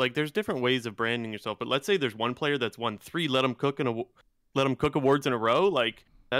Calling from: Ontario, Canada; Ontario, Canada.

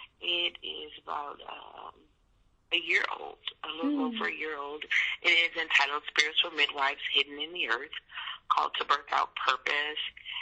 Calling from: St. Louis, Missouri, United States; I'm calling from St. Louis, Missouri.

